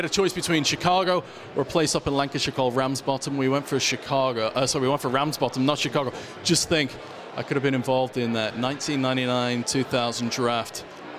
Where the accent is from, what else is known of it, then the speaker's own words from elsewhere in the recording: Winnipeg, Manitoba, Canada; now in United Kingdom; I was born over here. I grew up in Winnipeg in Canada.